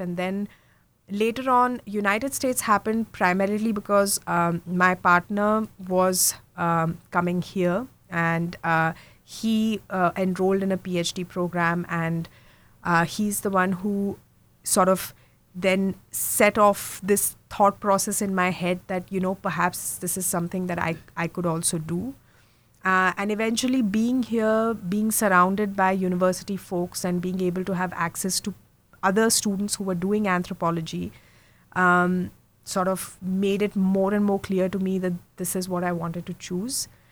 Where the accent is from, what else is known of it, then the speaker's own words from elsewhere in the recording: India; moved away; also born or lived in Mumbai / Germany; I'm from India. I was born and brought up in India. Um, I was born in Mumbai, so west central, I would say. But I really lived um, all over India because my dad was in the army.